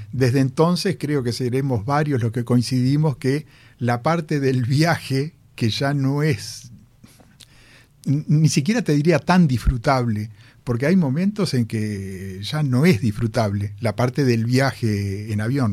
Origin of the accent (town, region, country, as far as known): Uruguay; moved away as an adult; also born or lived in New York, United States